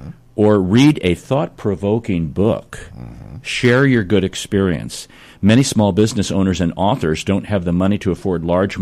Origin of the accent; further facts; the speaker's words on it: St. Louis, Missouri, United States; I'm born and raised in St. Louis.